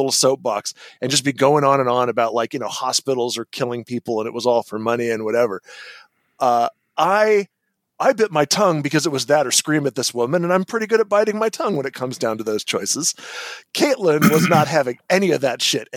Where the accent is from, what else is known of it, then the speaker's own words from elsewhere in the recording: California, United States; moved away as an adult; another Californian expat